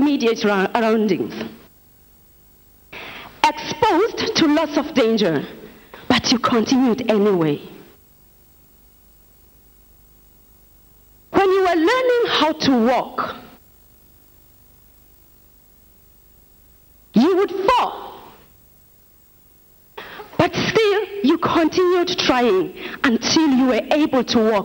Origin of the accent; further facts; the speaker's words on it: South Africa; now in Nigeria; I'm from South Africa.